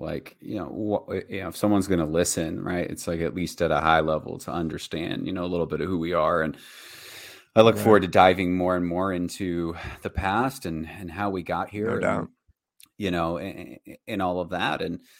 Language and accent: English; Virginia, United States; born there; And so I was born in Virginia. In Virginia, middle-class family, two parents